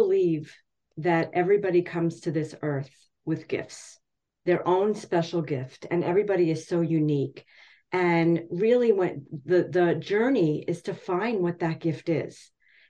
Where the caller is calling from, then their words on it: Hackettstown, New Jersey, United States; I am coming from Hackettstown, New Jersey, the home of the M&M.